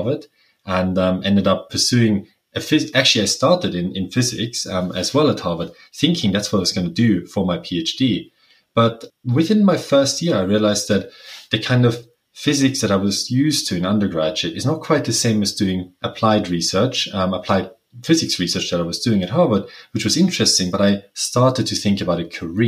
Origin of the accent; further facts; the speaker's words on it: Innsbruck, Tyrol, Austria; English is a second language; moved away as an adult; also born or lived in Cambridge, Massachusetts, United States; now in Exeter, United Kingdom; I'm originally from Innsbruck, and I went to a natural sciences gymnasium